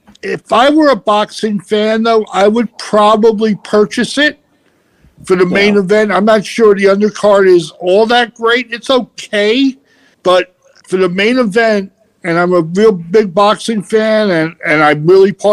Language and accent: English; New York City, New York, United States; as a kid growing up in Brooklyn